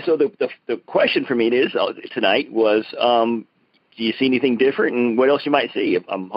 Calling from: Broken Arrow, Oklahoma, United States; I'm calling from Broken Arrow, Oklahoma

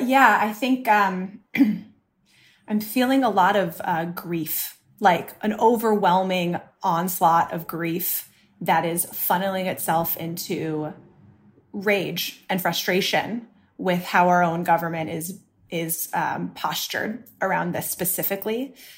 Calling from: New York City, New York, United States

